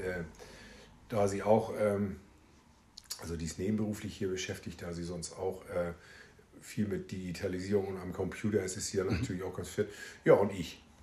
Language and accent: German; Meldorf, Schleswig-Holstein, Germany; also born or lived in Augsburg; Also tatsächlich auch in Meldorf geboren